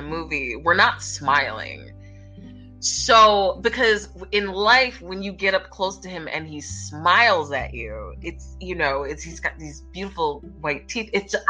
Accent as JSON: {"language": "English", "town": "Philadelphia", "region": "Pennsylvania", "country": "United States", "tie": "born or raised there", "said": "my hometown and just kind of chilling with the Philly people"}